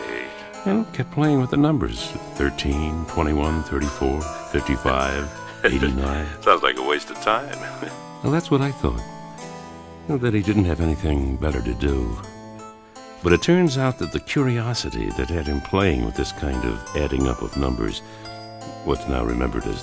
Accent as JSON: {"language": "English", "country": "Greece", "said": "from Greece"}